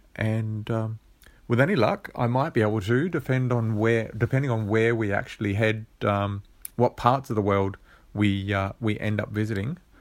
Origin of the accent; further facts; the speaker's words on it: Australia; being an Aussie